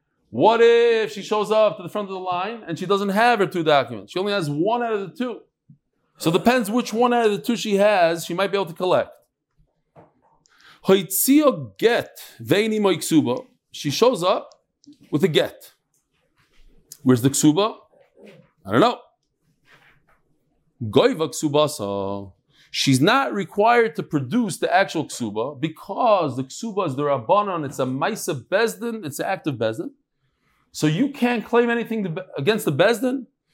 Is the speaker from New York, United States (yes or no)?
yes; Great Neck, New York, United States; now in Kew Garden Hills, United States; I live in Kew Garden Hills now. I'm from Great Neck originally.